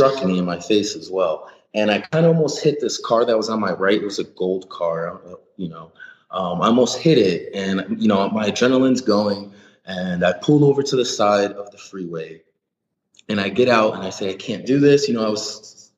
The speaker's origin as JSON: {"language": "English", "region": "Ohio", "country": "United States", "said": "I'm from Ohio, so I'm used to those flat freeways."}